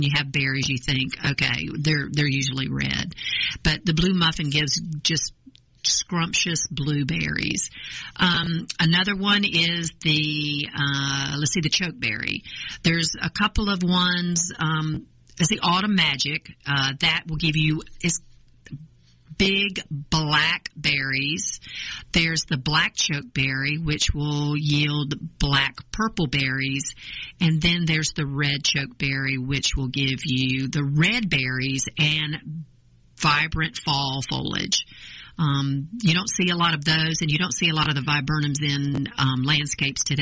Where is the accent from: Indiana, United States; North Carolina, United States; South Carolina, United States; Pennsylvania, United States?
North Carolina, United States; now in Georgia, United States; I'm originally from North Carolina, which this is where I acquired this charming accent, and I've lived in Georgia since 1982.